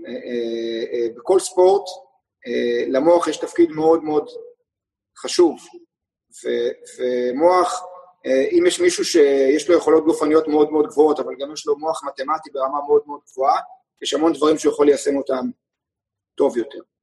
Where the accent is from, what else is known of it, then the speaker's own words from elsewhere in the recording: Israel; גם אני וגם אורן סמדג'ה, גם נולדנו בישראל. גם גדלנו כספורטאים בישראל